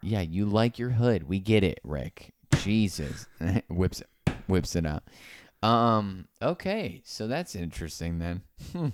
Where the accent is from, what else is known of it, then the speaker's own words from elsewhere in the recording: Naples, Florida, United States; I'm from Naples, Florida.